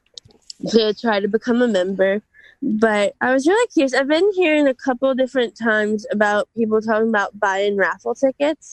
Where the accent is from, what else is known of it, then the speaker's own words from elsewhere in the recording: Louisiana, United States; I'm Louisiana